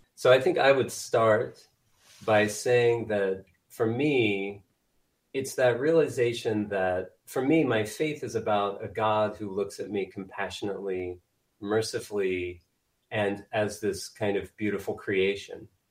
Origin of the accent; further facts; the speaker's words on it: Indiana, United States; moved away as an adult; now in Wichita, United States; I grew up in Indiana. Uh, moved to Wichita, Kansas in 1996 as an undergraduate student